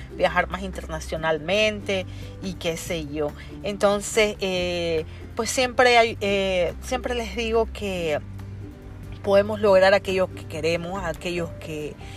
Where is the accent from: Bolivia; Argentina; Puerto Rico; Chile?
Bolivia; moved away as an adult; now in New York, United States; Yo soy boliviana. Eh, hace 15 años que yo emigré a los Estados Unidos.